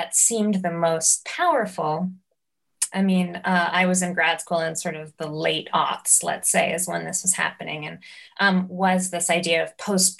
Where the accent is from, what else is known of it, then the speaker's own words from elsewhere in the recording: New York, United States; You know, I think growing up in New York and you know, kind of fortuitously getting access to the sort of kinds of experimental theater